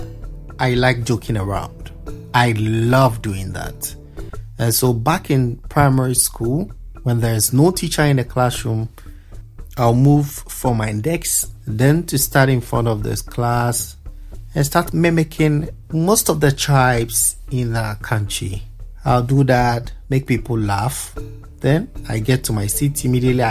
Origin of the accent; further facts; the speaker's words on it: Accra, Greater Accra, Ghana; also born or lived in Ashanti Region, Ghana; I was born in Ghana's capital, Accra